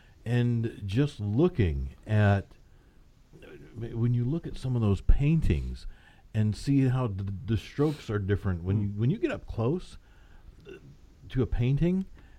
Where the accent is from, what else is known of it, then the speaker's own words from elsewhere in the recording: Kansas City, Missouri, United States; I grew up in Kansas City